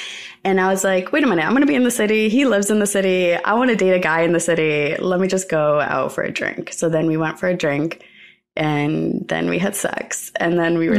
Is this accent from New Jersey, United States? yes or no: yes; New Jersey, United States; In New Jersey. So, like, my entire dream was to live in New York for my entire life.